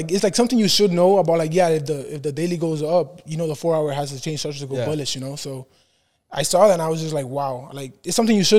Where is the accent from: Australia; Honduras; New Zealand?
Honduras; moved away; I'm from Honduras.